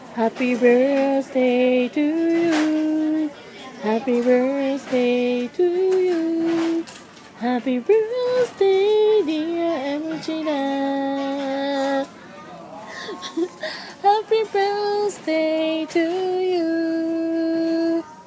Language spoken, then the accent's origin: Japanese; Tohoku, Japan; 同じ東北人として